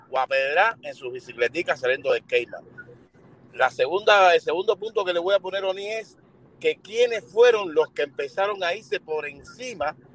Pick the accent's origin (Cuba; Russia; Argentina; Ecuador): Cuba; Porque somos cubanos y lo que parecemos son eh, eh, chumas de esquina.